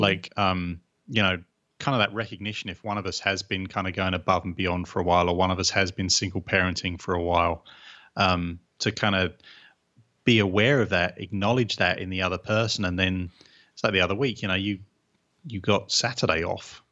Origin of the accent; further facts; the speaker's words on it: England, United Kingdom; 'cause I'm English